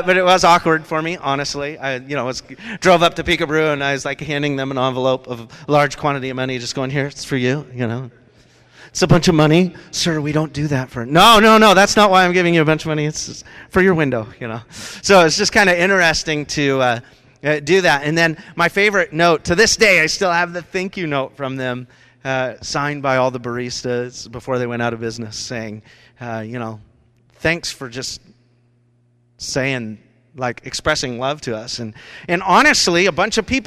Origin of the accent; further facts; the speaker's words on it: Rochester, Washington, United States; That's where I grew up. I grew up down in Rochester from the age of 4 to 15